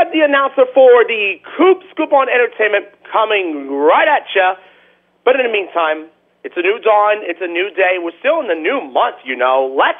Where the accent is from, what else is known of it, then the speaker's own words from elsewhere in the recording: New York, United States; the New York Islanders, my hometown team.